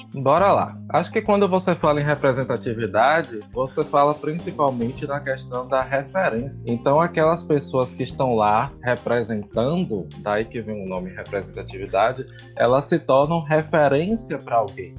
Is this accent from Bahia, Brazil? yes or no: yes; Feira de Santana, Bahia, Brazil; sou aqui de Feira de Santana